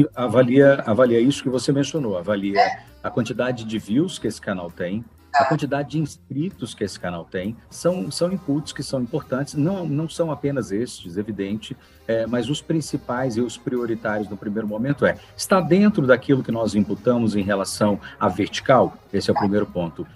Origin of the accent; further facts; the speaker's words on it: Belo Horizonte, Minas Gerais, Brazil; also born or lived in São Paulo; now in Nova Lima, Brazil; Eu sou natural de Belo Horizonte